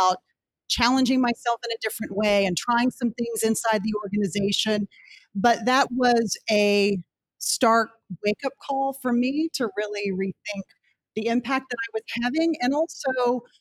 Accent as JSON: {"language": "English", "town": "Rising Star", "region": "Texas", "country": "United States", "tie": "born or raised there", "moved": "as an adult", "lives_now": "Washington, D.C., United States", "said": "I grew up in Texas, to kind of take us back to the beginning, and in a very small town called Rising Star, population 800"}